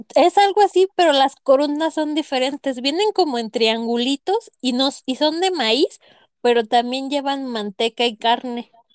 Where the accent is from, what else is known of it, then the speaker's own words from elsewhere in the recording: Morelia, Michoacán, Mexico; yo que soy de Morelia, soy moreliana.